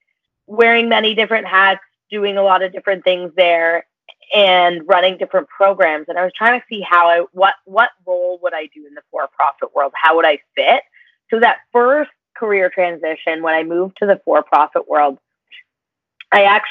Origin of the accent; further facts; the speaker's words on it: Toronto, Ontario, Canada; also born or lived in London, Ontario; I was born and raised in Toronto